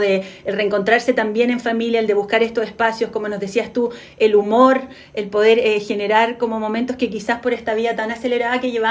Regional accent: Chile; se van desarrollando y van cambiando según las etapas como propias también de, lo que nos va pasando como chileno.

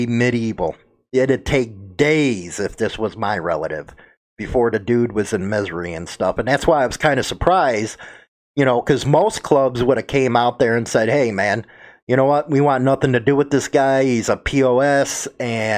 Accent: Chicago, Illinois, United States; I'm from Chicago

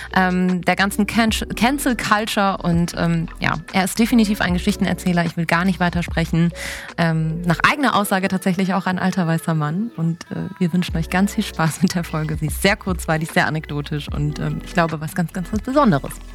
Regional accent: Cologne, North Rhine-Westphalia, Germany; ich komme aus Köln

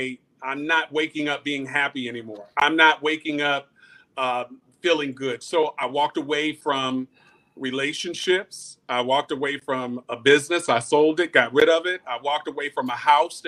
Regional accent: Greensboro, North Carolina, United States; I'm from Greensboro, North Carolina

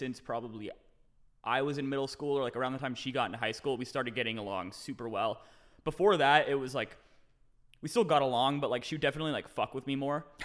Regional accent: Renton, Washington, United States; now in Austin, United States; Just outside of Seattle, Renton, Washington

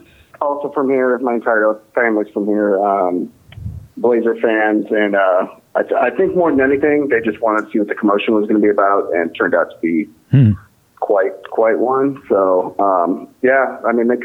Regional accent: Portland, Oregon, United States; growing up in Portland playing hockey

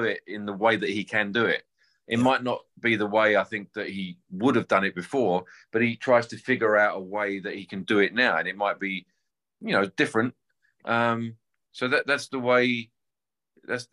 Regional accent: London, United Kingdom; I grew up playing covers around England and London

